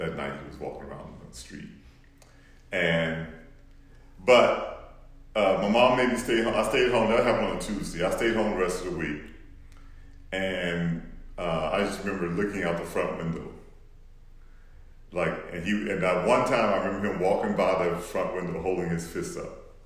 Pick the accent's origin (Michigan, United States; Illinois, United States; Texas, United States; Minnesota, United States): Texas, United States; Houston; I grew up in Houston